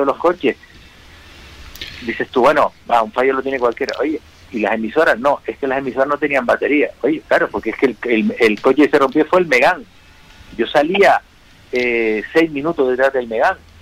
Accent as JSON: {"language": "Spanish", "town": "Las Palmas", "region": "Canary Islands", "country": "Spain", "said": "soy piloto de Las Palmas"}